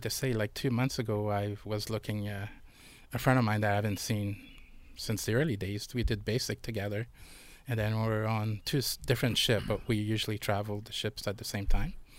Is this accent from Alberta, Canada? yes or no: no; Montreal, Quebec, Canada; moved away; I was born and raised in Montreal